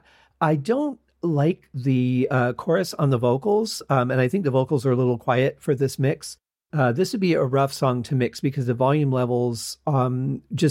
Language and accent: English; Michigan, United States; moved away; also born or lived in the desert; growing up in Michigan, we had lots of clouds and things that you could look at. As opposed to now living in the desert